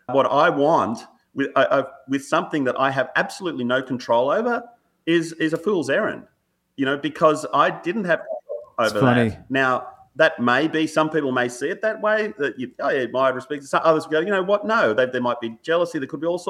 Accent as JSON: {"language": "English", "country": "Australia", "tie": "born or raised there", "said": "growing up in Australia, particularly in the 70s and 80s and 90s, you know, like that formative years"}